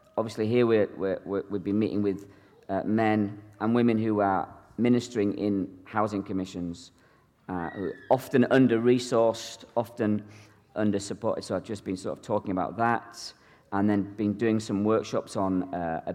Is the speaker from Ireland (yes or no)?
yes; Ireland; now in Edinburgh, United Kingdom; I'm originally from Ireland, actually, the Republic of Ireland, but I've been a pastor in Edinburgh, Scotland for the last 17 years